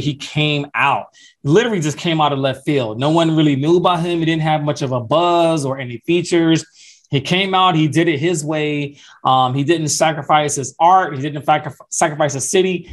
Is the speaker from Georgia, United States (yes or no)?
yes; Atlanta, Georgia, United States; I'm from Atlanta, Georgia